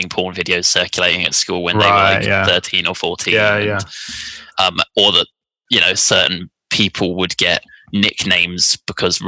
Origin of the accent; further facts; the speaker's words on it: France; moved away as an adult; now in United Kingdom; I grew up in France